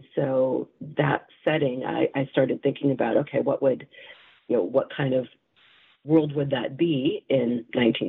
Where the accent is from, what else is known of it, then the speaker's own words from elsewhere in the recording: San Francisco Bay Area, California, United States; I am a native Californian. I grew up in the San Francisco Bay Area, which is where I currently live.